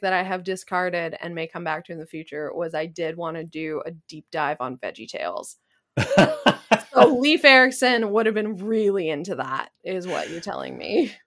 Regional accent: Canada; I am a Canadian citizen from a different pro- province.

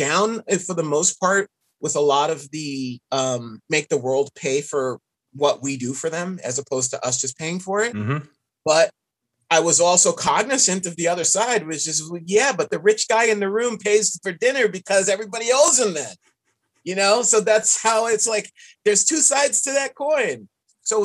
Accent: New York City, New York, United States; I grew up in New York City

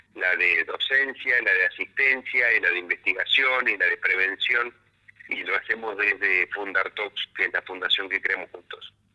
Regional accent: Bragado, Buenos Aires Province, Argentina; moved away as an adult; now in Buenos Aires, Argentina; yo nací en Bragado, me formé en Bragado, hice toda la escuela primaria, en la escuela secundaria, en la escuela normal de Bragado

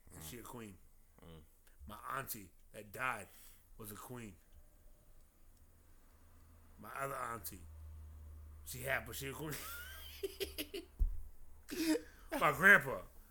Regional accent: Compton, California, United States; I'm from Compton.

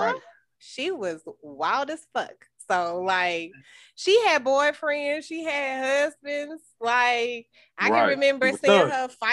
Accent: Greeneville, Tennessee, United States; now in Nashville, United States; I'm from Greenville, Tennessee

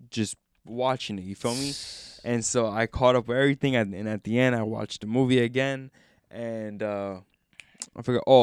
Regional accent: North Bergen, New Jersey, United States; I'm Bergen from North Bergen, so

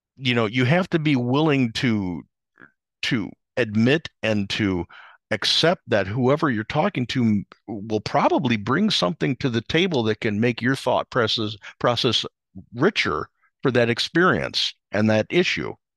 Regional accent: outside of Chicago, Illinois, United States; where I grew up outside of Chicago

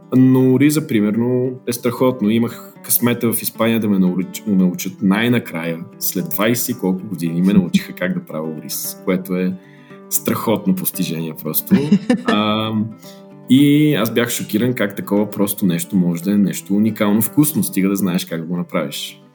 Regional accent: Bulgaria; moved away as an adult; also born or lived in Lisbon, Portugal / Geneva, Switzerland; now in United States; ние сме българи

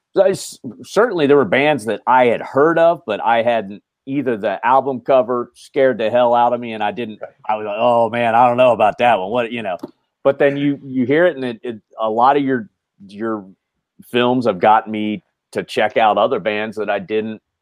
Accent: Dayton, Ohio, United States; I grew up in Dayton, Ohio, the Rust Belt

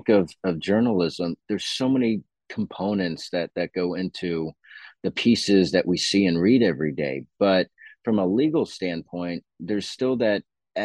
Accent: Dallas, Texas, United States; also born or lived in Tampa, Florida; now in Austin, United States; I grew up in Dallas

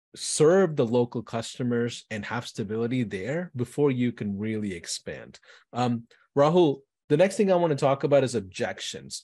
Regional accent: Houston, Texas, United States; I'm from Houston.

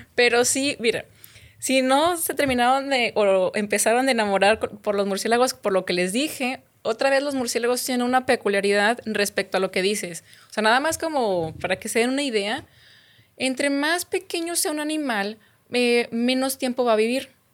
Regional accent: Guadalupe, Nuevo León, Mexico; moved away as an adult; also born or lived in Durango / Chihuahua / Baja California Sur; yo soy de aquí, de Monterrey, bueno, en realidad soy de Guadalupe

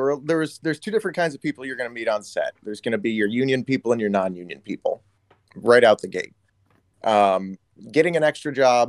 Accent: Detroit, Michigan, United States; moved away; I'm from the Midwest originally. I'm from Detroit originally. So shout out to the 313.

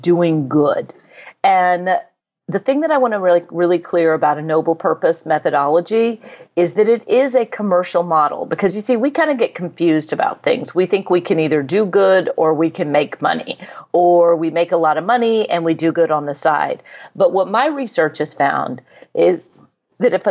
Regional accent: United States; I'm an American

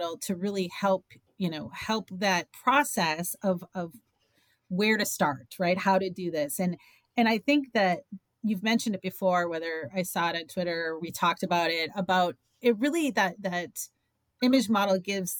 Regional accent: Midwest, United States; now in Florida, United States; growing up in the Midwest

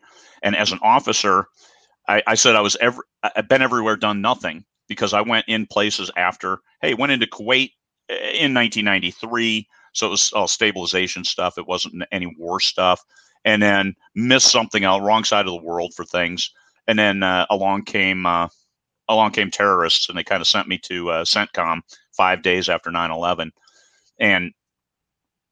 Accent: Midwest, United States; I grew up in the Midwest. I was only 3 hours away from Lake Geneva.

